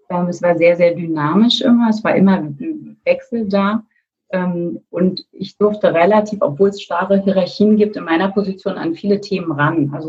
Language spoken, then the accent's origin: German; Berlin, Germany; also born or lived in France; Also als ich äh, 89 Abi gemacht habe, noch in Westberlin, ähm, kurz danach fiel die Mauer, gerade als ich mal als Berlinerin hier rausgekommen bin, nämlich ein Jahr in Frankreich